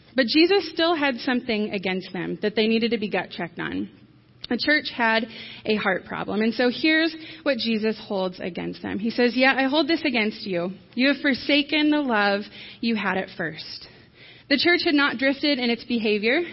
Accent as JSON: {"language": "English", "region": "Michigan", "country": "United States", "tie": "born or raised there", "moved": "yes", "lives_now": "New Knoxville, United States", "said": "I grew up in Michigan."}